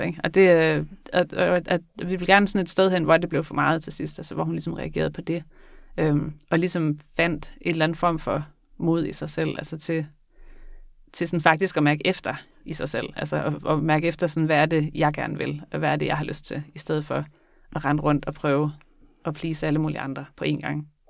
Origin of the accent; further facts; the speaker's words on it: Skagen, North Denmark Region, Denmark; Jeg kommer fra Skagen